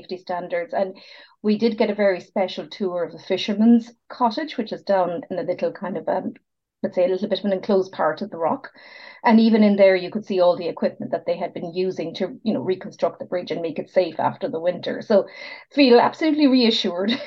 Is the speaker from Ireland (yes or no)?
yes; Ballyvourney, Munster, Ireland; I'm from Ballyvourney, or near Ballyvourney, which is, I would say, a 20-minute drive from Killarney.